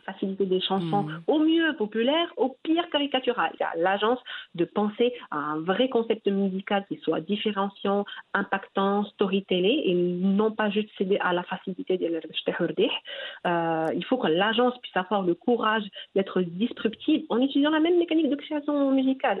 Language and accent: French; Morocco; chez nous au Maroc